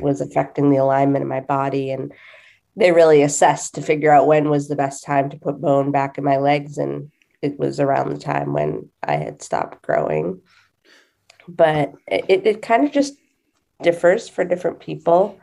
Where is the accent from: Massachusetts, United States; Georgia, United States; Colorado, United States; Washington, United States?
Massachusetts, United States; I am from Massachusetts